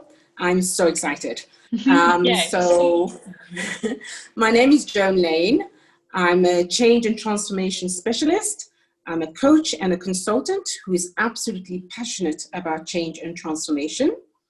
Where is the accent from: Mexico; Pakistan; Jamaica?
Jamaica; also born or lived in United Kingdom / France; now in South Africa; So I'm actually British and my parents are Jamaican. That's where I was born and raised. Then I lived in the UK, in France for 20 years, where I had my children, three boys, before moving to South Africa in 2001.